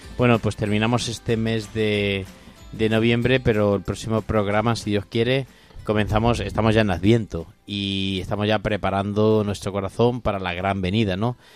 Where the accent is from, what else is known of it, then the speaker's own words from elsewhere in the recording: Corral de Almaguer, Castilla-La Mancha, Spain; now in Alcuéscar, Spain; yo soy de Corral de Almaguer, que es mi Virgen de la Muela